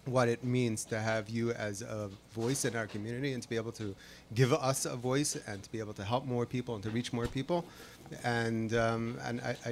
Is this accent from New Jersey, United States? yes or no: yes; Fair Lawn, New Jersey, United States; I grew up in Fairlawn